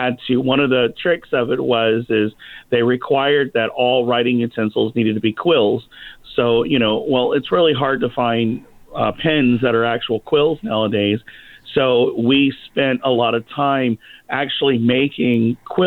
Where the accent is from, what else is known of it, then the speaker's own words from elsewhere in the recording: Baton Rouge, Louisiana, United States; now in Orlando, United States; Baton Rouge, Louisiana, actually, my hometown.